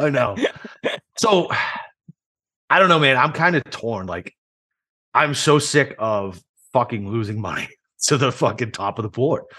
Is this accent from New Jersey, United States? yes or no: no; Boston, Massachusetts, United States; also born or lived in Chicago / Iraq; now in Jacksonville, United States; I grew up in Boston